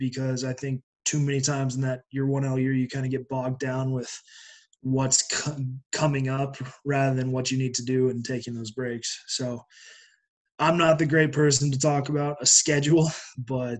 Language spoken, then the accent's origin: English; Greeley, Colorado, United States; moved away; I'm originally from Greeley, Colorado.